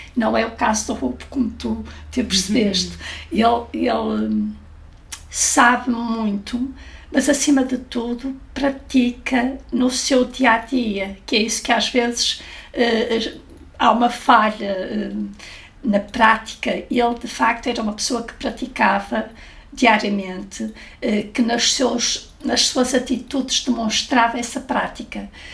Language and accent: Portuguese; Porto, Norte, Portugal; no Porto, de onde eu sou